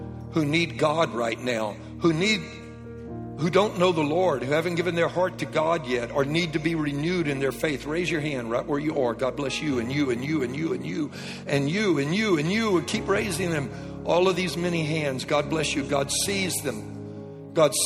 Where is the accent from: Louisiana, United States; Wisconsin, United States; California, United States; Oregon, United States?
Louisiana, United States; I was raised in Louisiana